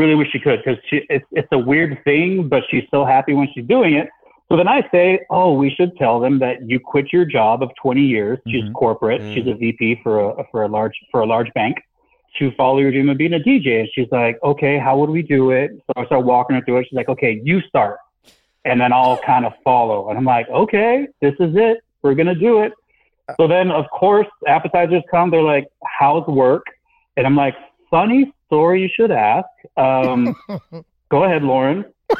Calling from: Texas, United States; I'm 42 years old. … I'm from Texas.

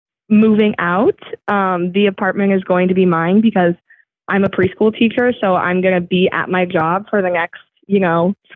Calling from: New Hampshire, United States; I'm calling from New Hampshire.

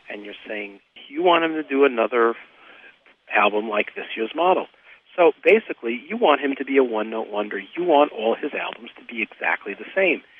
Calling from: New York City, New York, United States; I'm calling from New York City.

